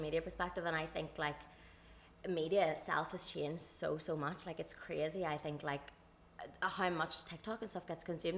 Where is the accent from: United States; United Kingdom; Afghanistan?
United Kingdom; Dungannon, Northern Ireland; I'm from Dungannon